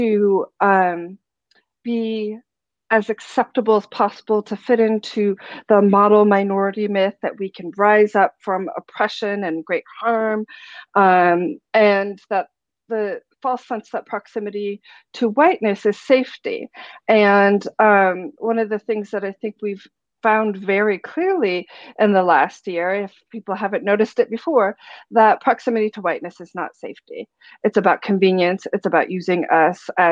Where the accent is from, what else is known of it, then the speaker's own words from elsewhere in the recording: Pacific Northwest, United States; as culturally Japanese as I could growing up in the Pacific Northwest